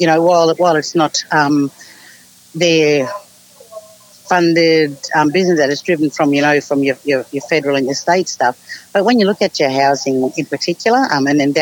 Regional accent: Charleville, Queensland, Australia; moved away as an adult; also born or lived in Cunnamulla; now in Toowoomba, Australia; I was born in Cunnamulla but lived all my life in Charleville.

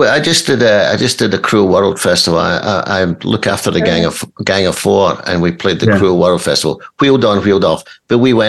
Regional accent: Banknock, Scotland, United Kingdom; moved away as an adult; now in United States; I'm from a wee village in Stirlingshire, Paul, called Bank Knock. It's a little coal. It was a coal mining village

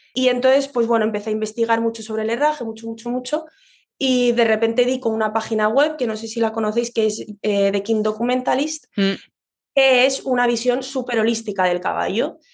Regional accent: Madrid, Community of Madrid, Spain; yo soy de Madrid

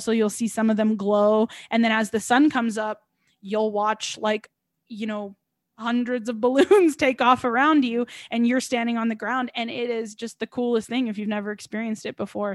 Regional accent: Albuquerque, New Mexico, United States; here in my hometown

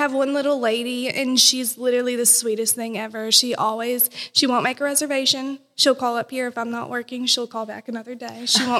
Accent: Livingston County, Kentucky, United States; I'm from Livingston.

